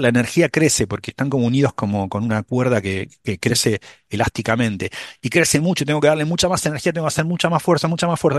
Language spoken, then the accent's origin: Spanish; Buenos Aires, Argentina; also born or lived in Manhattan, New York; now in New York, United States; yo, soy porteño en Buenos Aires, no salgo de Buenos Aires.